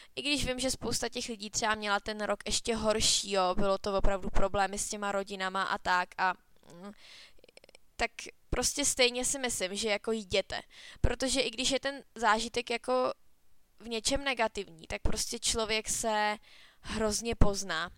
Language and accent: Czech; Cheb, Karlovy Vary Region, Czechia; u nás na škole na Gimplu v Chebu